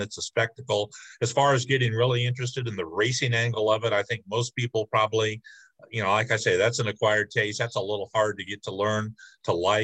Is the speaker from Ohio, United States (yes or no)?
no; Bloomington, Illinois, United States; I grew up near Bloomington